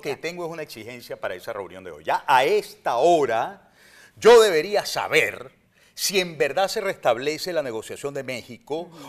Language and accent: Spanish; Venezuela; Yo soy ciudadano venezolano